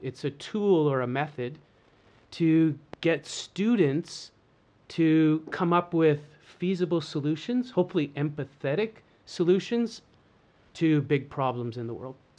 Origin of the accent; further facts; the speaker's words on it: Canada; So, I'm Canadian. I was born and raised, of course, in lovely, slightly COVID-free Canada.